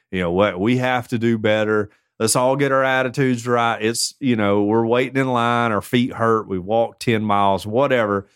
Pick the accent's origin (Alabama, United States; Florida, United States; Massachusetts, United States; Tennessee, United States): Alabama, United States; Tuscaloosa; I'm from Tuscaloosa